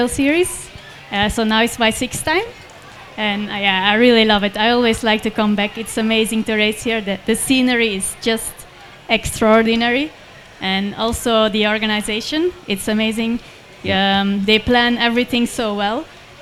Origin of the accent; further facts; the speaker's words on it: Belgium; now in Singapore; I'm from Belgium, and I live in Singapore